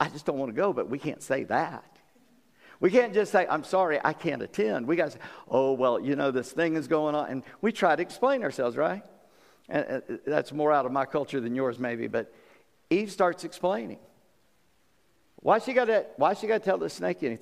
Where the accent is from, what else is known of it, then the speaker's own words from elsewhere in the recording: the South, United States; I'm a Southerner, and of course people in Virginia are Southerners. I come from a little further south than you guys